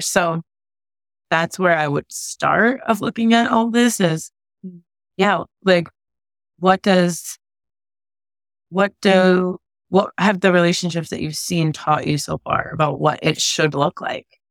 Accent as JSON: {"language": "English", "region": "New England", "country": "United States", "tie": "born or raised there", "also_born_or_lived": "California", "moved": "yes", "said": "I grew up in New England, right? And then I moved to California"}